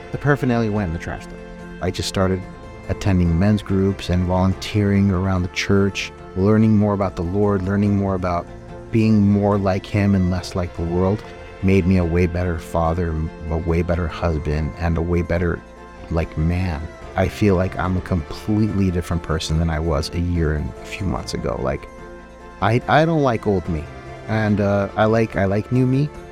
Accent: California, United States; moved away as an adult; I'm from California

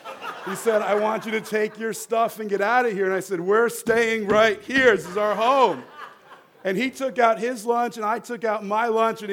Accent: New Jersey, United States; moved away as an adult; I grew up in the Holy Land, New Jersey, and we've been out here for about 10 years, and I grew up with Jews and Catholics

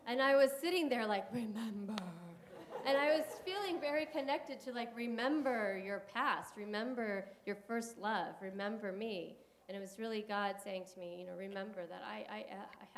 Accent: San Gabriel Valley, California, United States; also born or lived in San Diego, California; I grew up in the San Gabriel Valley

